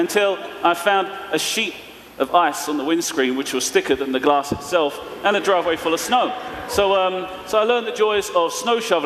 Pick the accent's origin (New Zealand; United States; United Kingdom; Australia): United Kingdom; London; I'm from East London, so we're speaking in a kind of funny way.